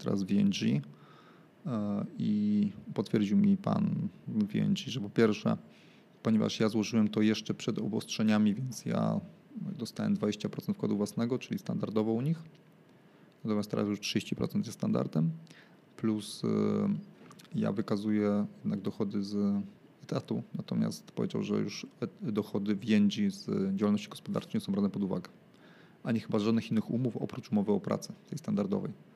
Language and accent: Polish; Łódź, Łódź Voivodeship, Poland; moved away; mojego rodzinnego miasta